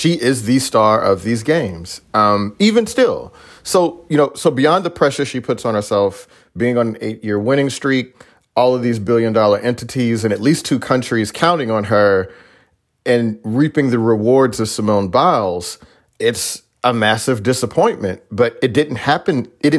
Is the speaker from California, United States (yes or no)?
no; Texas, United States; as a Texan, we're willing to claim all Texans